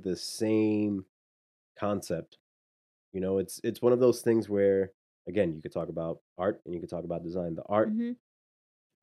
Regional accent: New York City, New York, United States; I was raised in Washington Heights

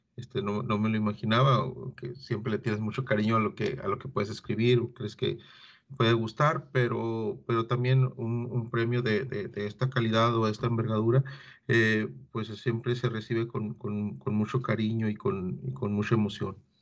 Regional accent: Agua Prieta, Sonora, Mexico; yo soy nacido en Agua Prieta

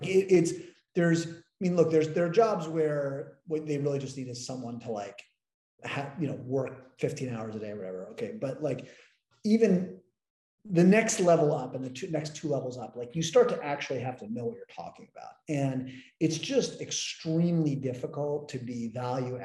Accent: United States; also born or lived in London; I'm the American and I'm young

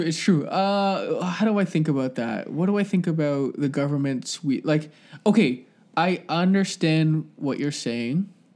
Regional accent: Scarborough, Ontario, Canada; now in Ajax, Canada; I feel proud to be from Scarborough

